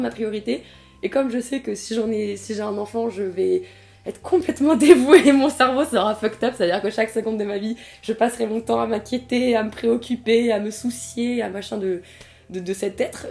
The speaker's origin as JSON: {"language": "French", "town": "Tours", "region": "Centre-Val de Loire", "country": "France", "tie": "born or raised there", "said": "je viens de Tours et à Tours il y avait beaucoup de réfugiés politiques d'asile et tout ça et du coup j'ai grandi avec toutes les nationalités"}